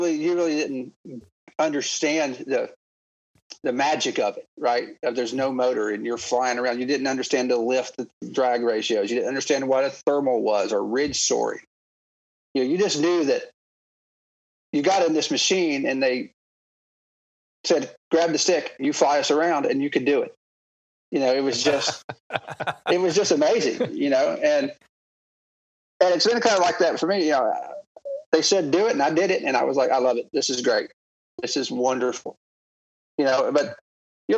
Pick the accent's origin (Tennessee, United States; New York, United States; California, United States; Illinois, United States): Tennessee, United States; Copperhill; also born or lived in Knoxville, Tennessee / Cincinnati; I was born in Knoxville, Tennessee